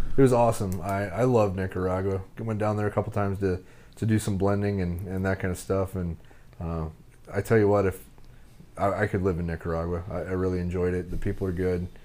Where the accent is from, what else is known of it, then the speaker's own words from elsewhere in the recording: Nebraska, United States; I'm from Nebraska.